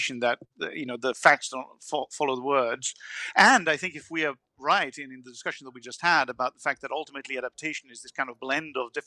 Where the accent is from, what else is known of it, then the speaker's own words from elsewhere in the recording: Italy; I'm from Italy.